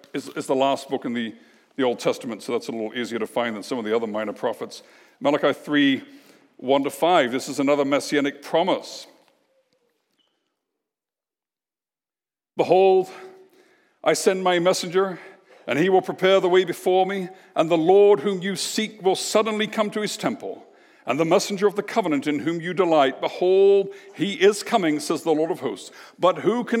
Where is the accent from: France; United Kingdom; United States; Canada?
Canada; we're Canadian.